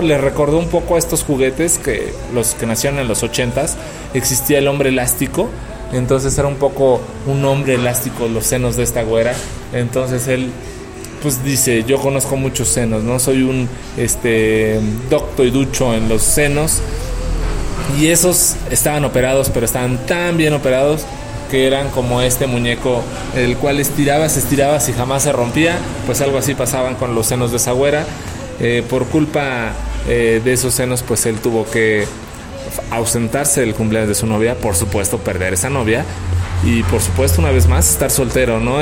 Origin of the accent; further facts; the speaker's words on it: Mexico City, Mexico; me ubica como el chilango